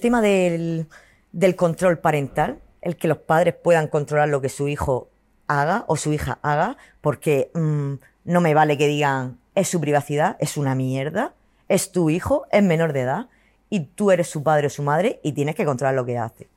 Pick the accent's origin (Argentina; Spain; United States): Spain; Cartagena, Region of Murcia; yo soy cartagenera, murciana, a muerte